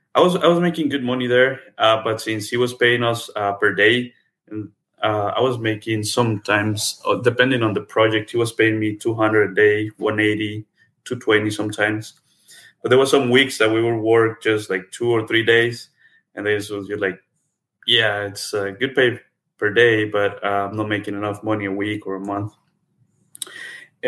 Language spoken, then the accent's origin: English; Acatic, Jalisco, Mexico; moved away as an adult; also born or lived in Guadalajara, Mexico / Atlanta, United States / Dallas, United States; now in United States; I was born and raised in Mexico